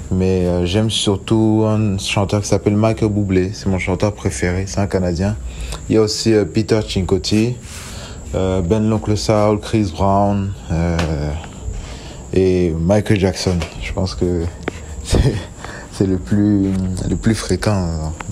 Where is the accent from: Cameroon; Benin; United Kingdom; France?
Cameroon; Douala, Littoral; euh, je suis chanteur, j'ai 28 ans, je viens de Bonabéry dans la ville de Douala au Cameroun.